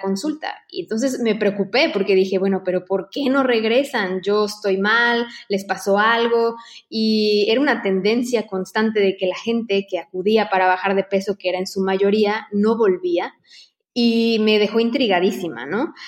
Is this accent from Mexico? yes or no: yes; Mexico; moved away as an adult; now in Barcelona, Spain